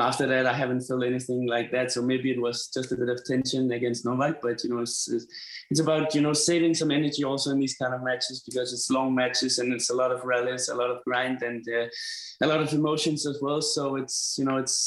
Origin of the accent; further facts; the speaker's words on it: Denmark; I'm from Denmark, you know, it's cold and it's snowing and everything.